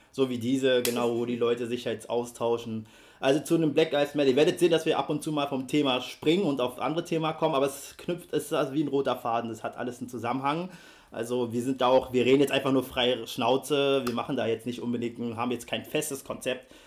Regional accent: Berlin, Germany; Ich bin ja in Berlin aufgewachsen und ich komme aus dem Jahre 88

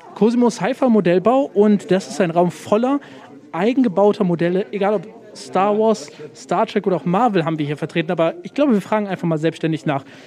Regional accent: near Bonn, North Rhine-Westphalia, Germany; ich komme aus der Nähe von Bonn

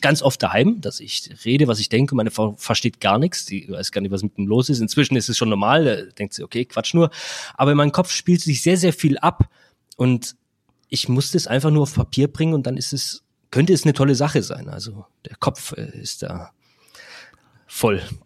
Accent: Black Forest, Baden-Württemberg, Germany; Ich komme aus dem Schwarzwald

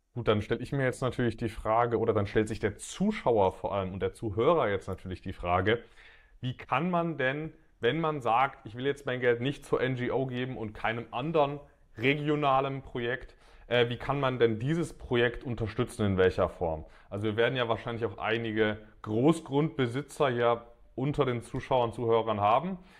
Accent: Dresden, Saxony, Germany; in Dresden, in meiner Heimat

